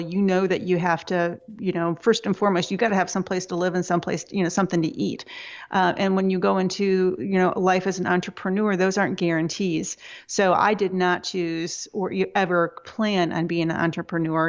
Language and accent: English; Michigan, United States; I was born in Michigan